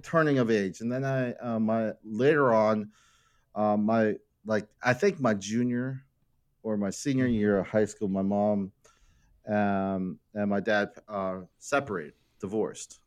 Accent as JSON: {"language": "English", "town": "Hackettstown", "region": "New Jersey", "country": "United States", "tie": "born or raised there", "said": "I was born in New Jersey, Hackettstown, New Jersey"}